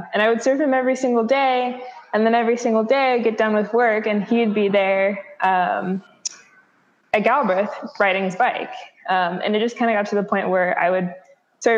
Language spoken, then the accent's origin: English; Bellingham, Washington, United States; also born or lived in Seattle, Washington; I am from Bellingham, Washington, originally from Seattle, but I've spent most of my life here in Bellingham.